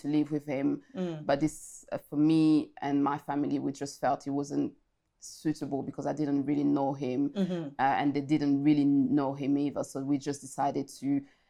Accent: France; also born or lived in Congo; I was born in France, but then I went to Congo at the age of five, if I recall it correctly. Stayed in Congo for almost, I think, 3 years

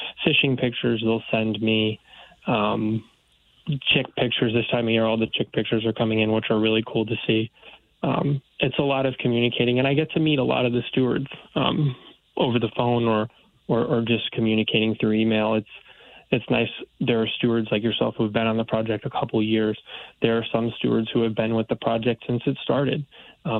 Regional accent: New Haven County, Connecticut, United States; also born or lived in Orono, Maine; I did grow up in Connecticut. I'm originally from New Haven County

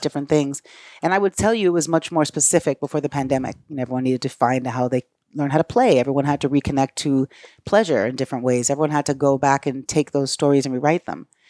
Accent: Brooklyn, New York, United States; I grew up in Brooklyn with my mom

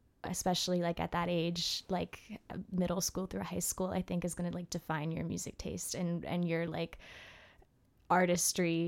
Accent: Martha's Vineyard, Massachusetts, United States; moved away as an adult; now in Brooklyn, United States; I grew up in Martha's Vineyard

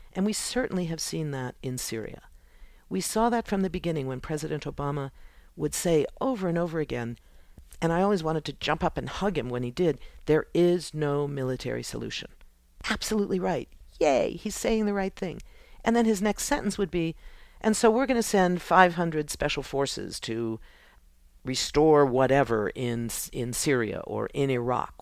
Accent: United States; as an American, as a woman

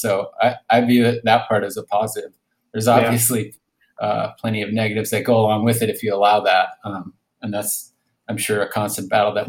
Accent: Cambridge, Minnesota, United States; moved away as an adult; I grew up in Cambridge, Minnesota

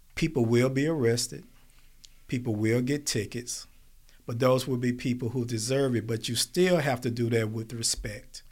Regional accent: Smithfield, United States; I grew up in Smithfield

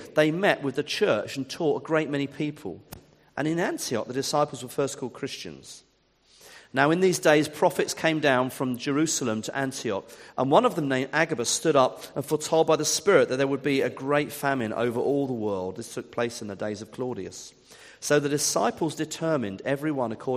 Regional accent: Ipswich, East of England, United Kingdom; also born or lived in Eastbourne / Wimbledon; now in Worthing, United Kingdom; I'm from Ipswich. That's my hometown.

